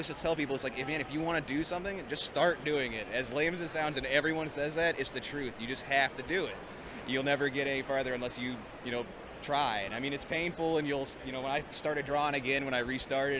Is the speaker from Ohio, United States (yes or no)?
yes; Alliance, Ohio, United States; I grew up in near Alliance, Ohio